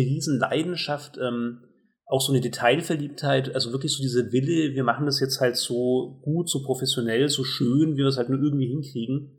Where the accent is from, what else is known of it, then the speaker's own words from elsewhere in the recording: Germany; als Deutscher